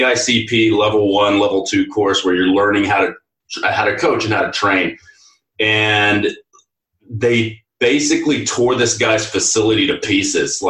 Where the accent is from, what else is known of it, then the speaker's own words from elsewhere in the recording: Texas, United States; I come from Texas